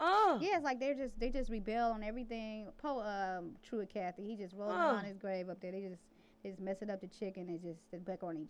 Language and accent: English; Detroit, Michigan, United States; I'm from Detroit.